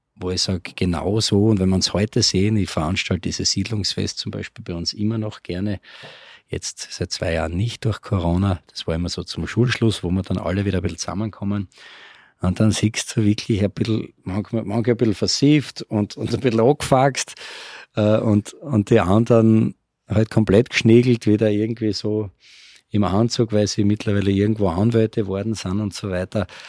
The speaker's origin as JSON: {"language": "German", "town": "Graz", "region": "Styria", "country": "Austria", "tie": "born or raised there", "said": "somit sind wir eigentlich in Graz groß geworden"}